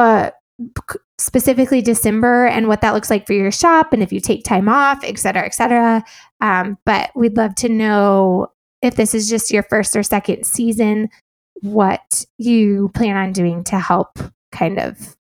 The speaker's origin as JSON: {"language": "English", "region": "Illinois", "country": "United States", "moved": "as an adult", "said": "I am from Illinois"}